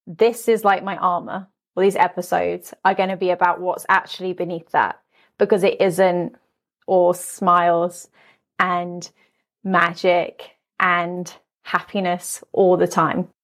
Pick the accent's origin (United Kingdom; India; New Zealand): United Kingdom; London; now in Las Vegas, United States; I'm originally from London, but now I live in Las Vegas.